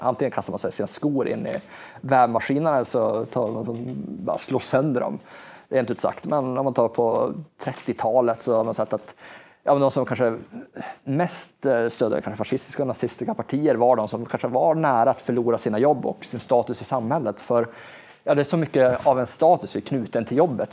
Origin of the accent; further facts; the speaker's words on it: Norrbotten County, Sweden; jag är ju norrlänning och i Norrland har vi en extremt lång vinter